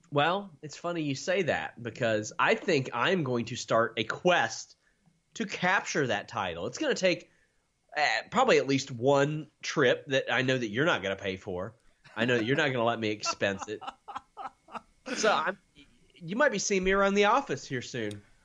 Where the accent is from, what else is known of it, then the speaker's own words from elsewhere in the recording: Maysville, Kentucky, United States; I'm from Maysville, Kentucky.